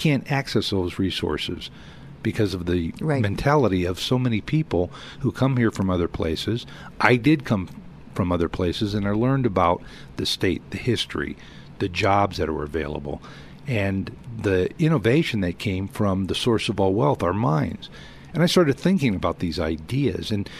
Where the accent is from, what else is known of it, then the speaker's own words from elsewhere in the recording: California, United States; now in Colorado, United States; I'm from California. I grew up there. I was born and raised there